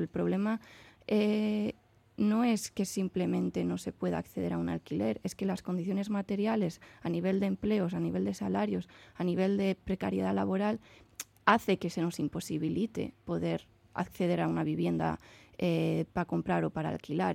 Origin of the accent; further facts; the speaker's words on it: San Sebastián, Basque Country, Spain; yo que soy de Donosti